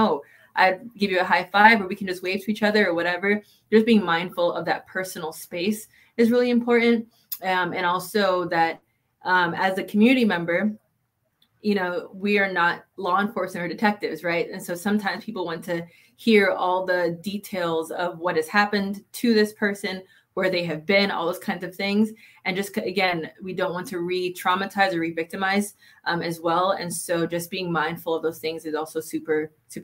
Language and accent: English; South Florida, United States; moved away as an adult; now in Ohio, United States; I'm from South Florida, is where I grew up my whole life